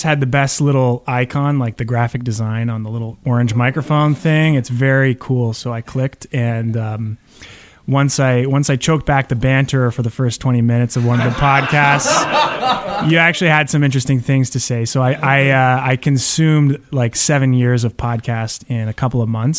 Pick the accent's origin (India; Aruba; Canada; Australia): Canada; Toronto, Ontario; from Toronto, Archdiocese of Toronto, studying to be a priest there